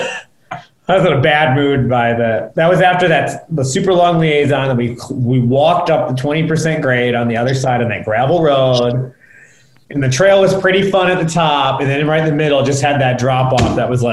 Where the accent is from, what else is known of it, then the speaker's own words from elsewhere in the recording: United States; I'm American